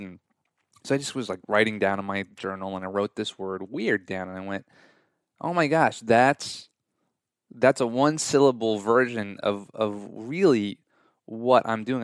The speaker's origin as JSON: {"language": "English", "area": "Long Island", "region": "New York", "country": "United States", "also_born_or_lived": "Southern California", "moved": "as an adult", "lives_now": "Nashville, United States", "said": "I'm from Long Island, New York"}